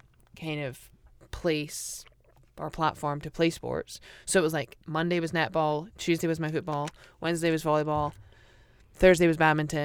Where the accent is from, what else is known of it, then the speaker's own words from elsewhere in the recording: Aberdeen, Scotland, United Kingdom; Just Aberdeen. You can say Aberdeenshire.